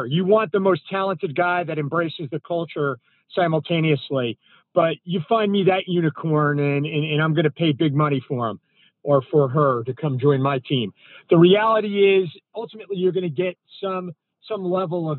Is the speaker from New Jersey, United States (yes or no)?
yes; North New Jersey, United States; I grew up in North New Jersey, and it's kind of a feeder town for Manhattan